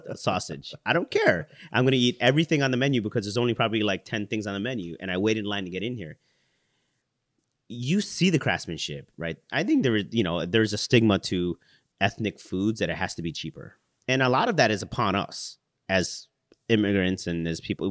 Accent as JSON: {"language": "English", "town": "Chicago", "region": "Illinois", "country": "United States", "tie": "born or raised there", "said": "I was born in Chicago. My parents are from the Philippines."}